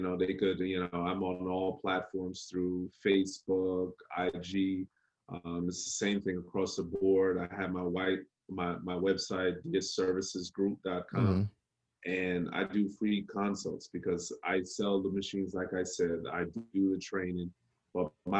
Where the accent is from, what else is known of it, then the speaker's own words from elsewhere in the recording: New York, United States; also born or lived in Jamaica; when I grew up in New York, my father, my grandfather, my uncle owned construction